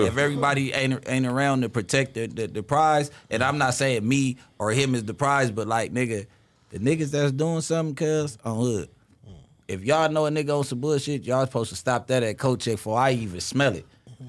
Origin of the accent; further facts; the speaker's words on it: Los Angeles, California, United States; I grew up in the West Boulevards, West LA, all that.